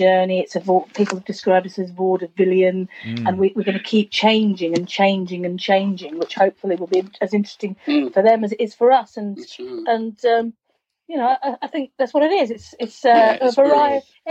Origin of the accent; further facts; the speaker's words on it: United Kingdom; I come from Greater London or Essex, and my childhood was people singing …